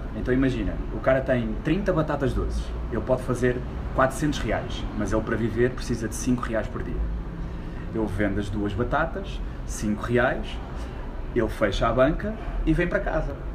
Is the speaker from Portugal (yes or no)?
yes; Portugal; quando eu nasci havia miséria em Portugal há 30 anos